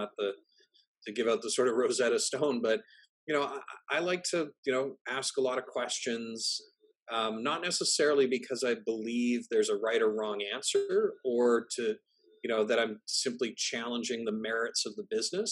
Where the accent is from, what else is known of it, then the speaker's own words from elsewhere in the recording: Canada; I'm Canadian.